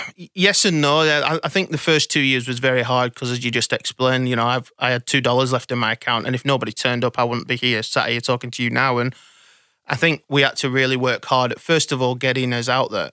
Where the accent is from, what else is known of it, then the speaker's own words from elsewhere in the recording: Blackburn, North West England, United Kingdom; now in Sydney, Australia; I was brought up in Blackburn in, in the U K